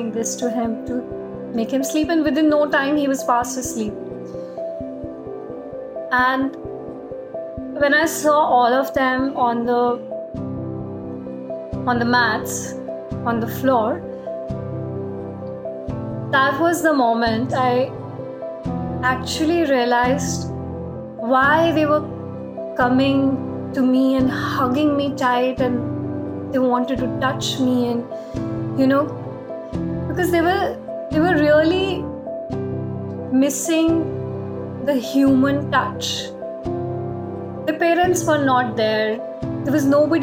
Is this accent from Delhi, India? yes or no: yes; Delhi, India; moved away; I never hugged my teacher back in a disciplined school in Delhi when I was growing up